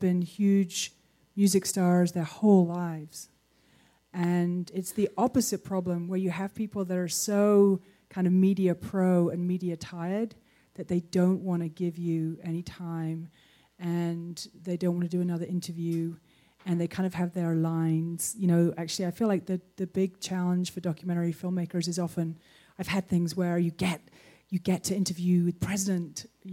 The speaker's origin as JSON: {"language": "English", "country": "United Kingdom"}